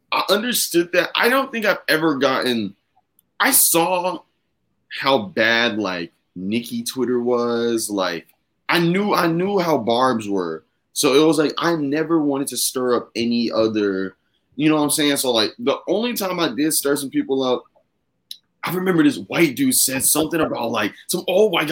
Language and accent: English; the South, United States; Listen, I'm from being from the South, I love interviewing Southern people because like the South is just weird.